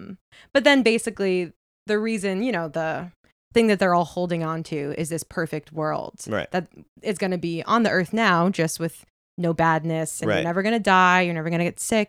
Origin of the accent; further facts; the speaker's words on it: Setauket, New York, United States; I grew up in Long Island.